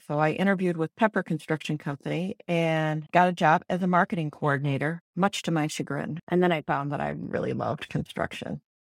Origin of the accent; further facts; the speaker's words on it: St. Louis, Missouri, United States; also born or lived in Ann Arbor, Michigan / Chicago; So I am from Saint Louis. I grew up here in West County